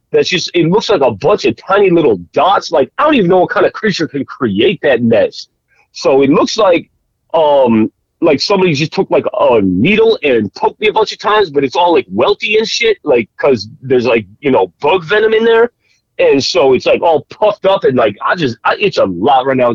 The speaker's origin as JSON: {"language": "English", "region": "Florida", "country": "United States", "tie": "born or raised there", "said": "I grew up in Florida, dog. I grew up in Florida."}